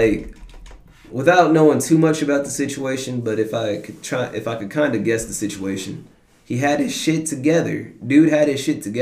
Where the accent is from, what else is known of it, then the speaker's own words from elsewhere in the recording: DeSoto, Texas, United States; I'm from DeSoto, Texas